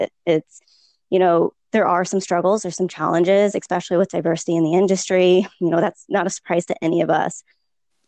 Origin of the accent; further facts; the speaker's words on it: St. Louis, Missouri, United States; moved away as an adult; also born or lived in Texas; now in Austin, United States; I am originally from St. Louis, but I did grad school in Texas